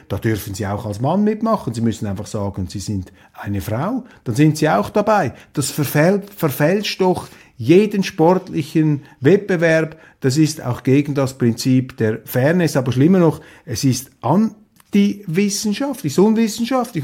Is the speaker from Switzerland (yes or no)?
yes; Switzerland; als Schweizer